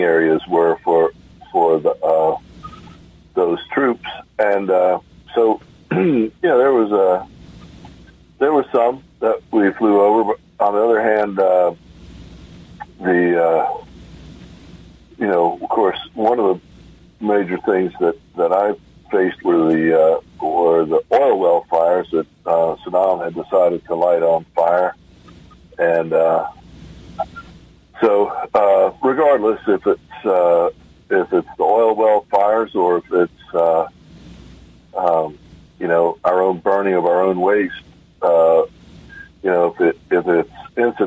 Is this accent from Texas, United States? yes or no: no; New York, United States; growing up in New York during the late 60s, early 70s